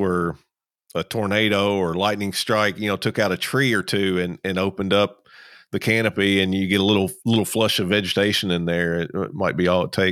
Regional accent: Kentucky, United States; also born or lived in South Georgia; now in Georgia, United States; I'm originally from Kentucky and I moved down here to Georgia and South Georgia.

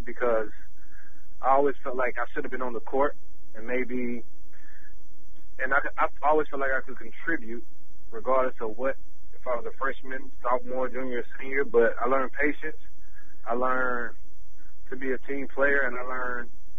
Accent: the South, Georgia, United States; moved away as an adult; also born or lived in Syracuse, New York; Being that I'm from the South

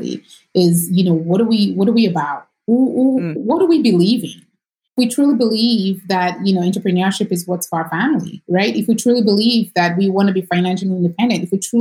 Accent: Nigeria; moved away as an adult; now in United States; I am not American. I grew up in Nigeria and I moved here in 2005

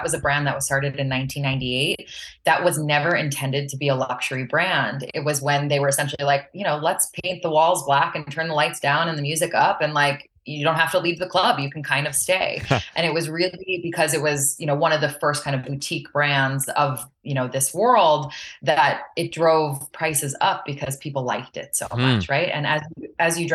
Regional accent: Long Island, New York, United States; I'm from Long Island originally

